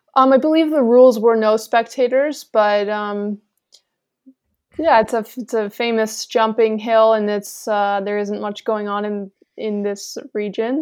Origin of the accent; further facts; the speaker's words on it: Lake Placid, New York, United States; growing up in Lake Placid